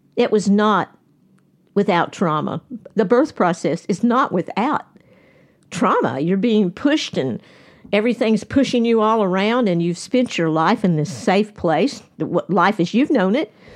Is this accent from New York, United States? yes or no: no; Nashville, Tennessee, United States; we are all from Nashville